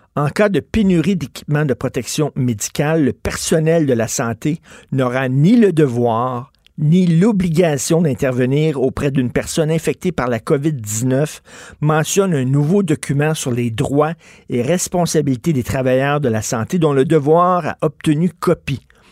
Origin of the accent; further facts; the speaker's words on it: Canada; on est Canadien